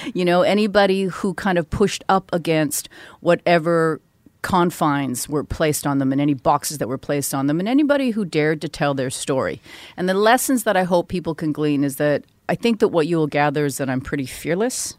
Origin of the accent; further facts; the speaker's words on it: Vancouver, British Columbia, Canada; I grew up in Vancouver